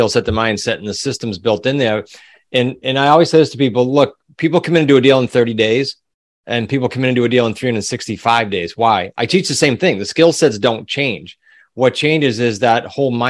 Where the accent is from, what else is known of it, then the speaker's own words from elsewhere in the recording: New England, United States; accent: New England; my New England accent